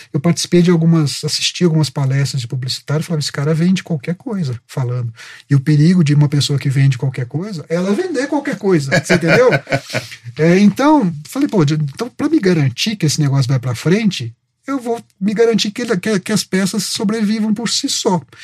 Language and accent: Portuguese; Itajubá, Minas Gerais, Brazil; moved away; Eu nasci em Itajubá, sou de Minas